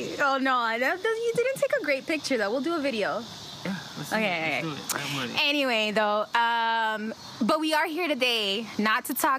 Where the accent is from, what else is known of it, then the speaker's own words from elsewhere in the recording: Chicago, Illinois, United States; first language Spanish; English is a second language; I literally grew up on this block. I went to this grammar school.